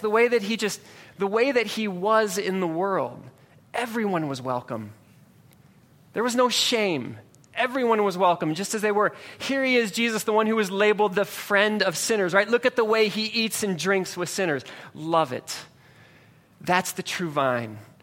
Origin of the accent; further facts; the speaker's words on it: Ohio, United States; moved away as an adult; now in New Jersey, United States; I'm from Ohio